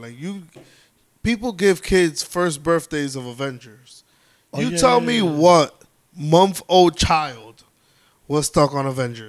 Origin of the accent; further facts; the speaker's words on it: New York, United States; I'm a New York fan. I'm a New Yorker.